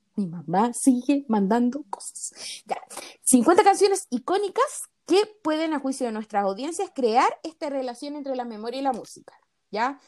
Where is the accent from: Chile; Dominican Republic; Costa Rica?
Chile; nosotros somos chilenas